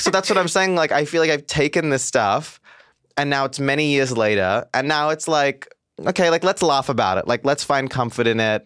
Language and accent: English; Mumbai, Maharashtra, India; moved away; also born or lived in Goa; I'm from South India. I'm from a place called Goa. I grew up in Mumbai.